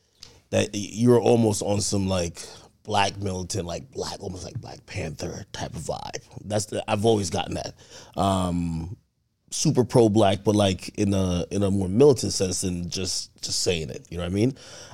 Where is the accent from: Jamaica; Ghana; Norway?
Jamaica; I'm from Jamaica